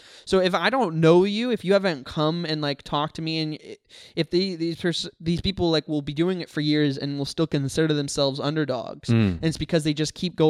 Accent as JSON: {"language": "English", "town": "White Rock", "region": "British Columbia", "country": "Canada", "said": "I'm from White Rock."}